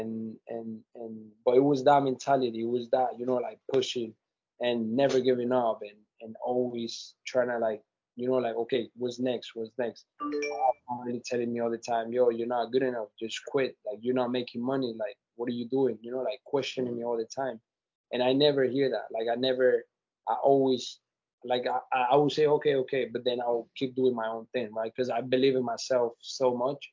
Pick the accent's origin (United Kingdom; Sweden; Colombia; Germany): Colombia; moved away; I'm from Colombia, South America, and from the beginning it was tough. You know, like I come from a very tough places from Colombia